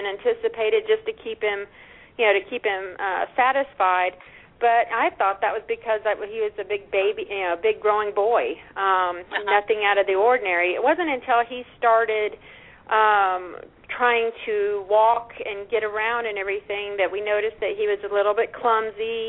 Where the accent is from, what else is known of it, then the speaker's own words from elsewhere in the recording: Austin, Texas, United States; I'm from Austin, Texas, originally